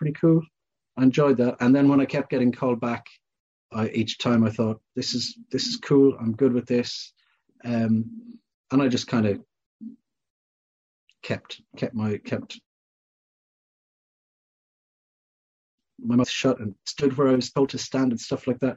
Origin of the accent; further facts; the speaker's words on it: Ireland; growing up in Ireland, I never watched Doctor Who.